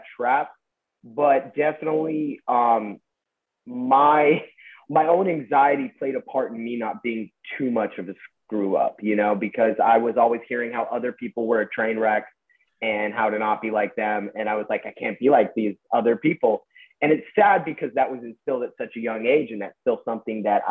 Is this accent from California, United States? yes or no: yes; Westlake Village, California, United States; I grew up in Westlake Village